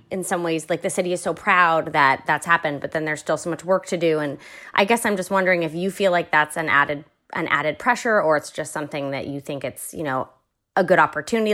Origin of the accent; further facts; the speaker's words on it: Boston, Massachusetts, United States; a Bostonian